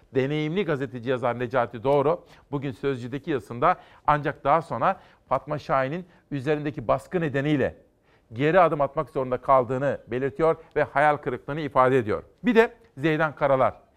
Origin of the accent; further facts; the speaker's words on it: Kütahya, Turkey; Kütahya'dan, memleketimden